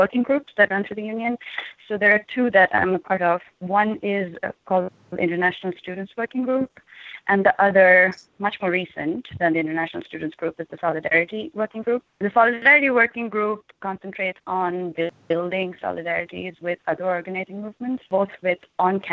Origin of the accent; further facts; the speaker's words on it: India; now in United States; I'm also from India, so that makes me an international student worker.